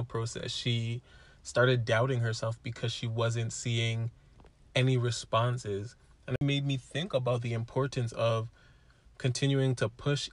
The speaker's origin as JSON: {"language": "English", "country": "Canada", "said": "I'm Canadian"}